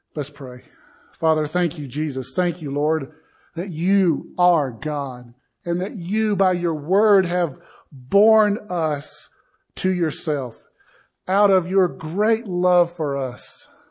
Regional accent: the South, United States; I am from the South

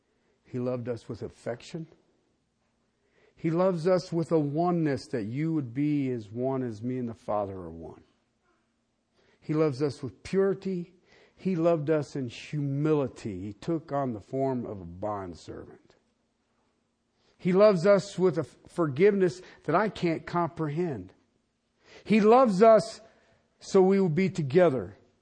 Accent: Ohio, United States; moved away; I moved out here from Ohio, oh gosh, a long time ago. And people say, well, do you miss your family?

